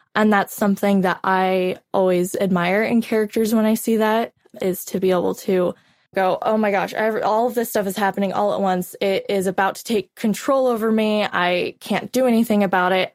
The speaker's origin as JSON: {"language": "English", "region": "Oregon", "country": "United States", "tie": "born or raised there", "moved": "as an adult", "lives_now": "Oklahoma, United States", "said": "I was born and raised in Oregon. And I lived there, um, my entire life up until recently."}